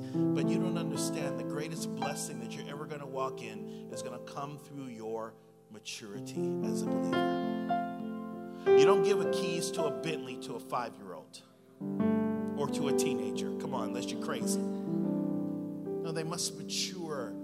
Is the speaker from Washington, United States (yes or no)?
no; Sacramento, California, United States; I'm from here. I'm a guy from Power End over here.